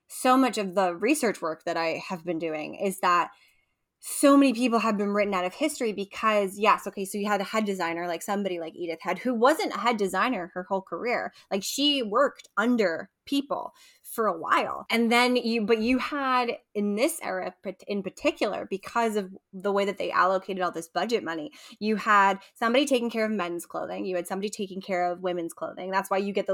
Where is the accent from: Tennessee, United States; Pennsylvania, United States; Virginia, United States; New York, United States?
New York, United States; I'm a New Yorker.